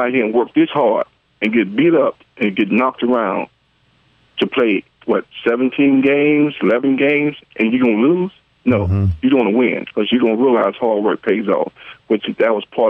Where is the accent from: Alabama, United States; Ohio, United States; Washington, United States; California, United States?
Alabama, United States; Birmingham; I'm from Birmingham.